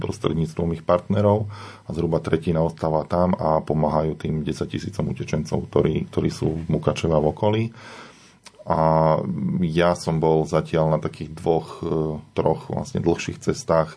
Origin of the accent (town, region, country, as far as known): Slovakia